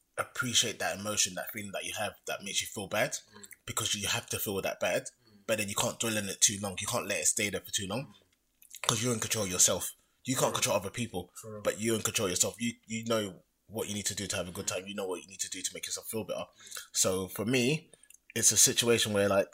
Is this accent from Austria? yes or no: no; London, United Kingdom; also born or lived in Australia; being African heritage in London